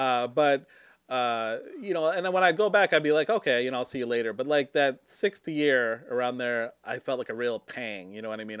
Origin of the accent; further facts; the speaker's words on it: Michigan, United States; moved away as an adult; also born or lived in Seattle; I wanted to come back to Michigan